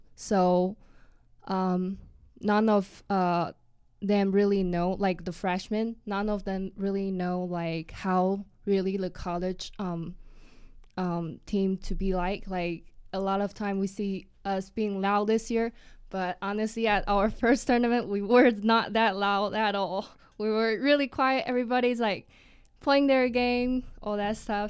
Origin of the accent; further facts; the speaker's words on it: Taiwan; moved away as an adult; now in United States; I'm from Taiwan originally